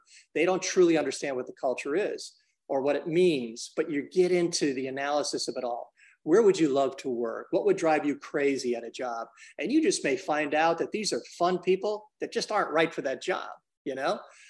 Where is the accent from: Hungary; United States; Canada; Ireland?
United States; Brooklyn, New York; now in Memphis, United States; I grew up in Brooklyn, and I've lived in 15, 16 cities. And I've been here in Memphis since 86.